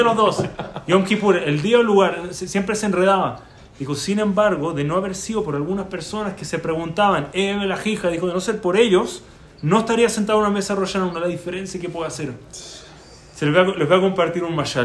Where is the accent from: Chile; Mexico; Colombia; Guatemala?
Chile; moved away; also born or lived in Baltimore, United States; Yo en Chile